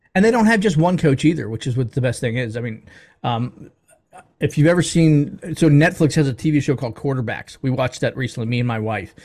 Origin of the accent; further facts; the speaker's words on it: Baltimore, Maryland, United States; now in Atlanta, United States; I'm from the Baltimore, D C area originally